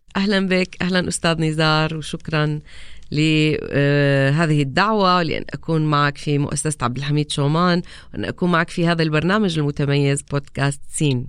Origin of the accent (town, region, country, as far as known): Raqqa, Raqqa Governorate, Syria; moved away as an adult; also born or lived in Aleppo, Syria; now in Amman, Jordan